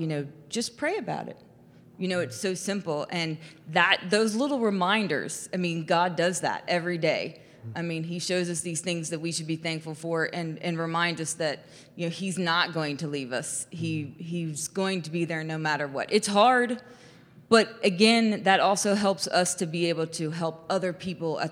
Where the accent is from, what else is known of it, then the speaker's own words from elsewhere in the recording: Xenia, Ohio, United States; I'm from Xenia